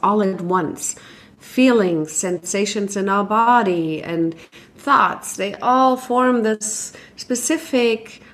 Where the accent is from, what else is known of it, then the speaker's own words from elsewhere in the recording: Germany; moved away; I grew up in Germany, so we had our own traditions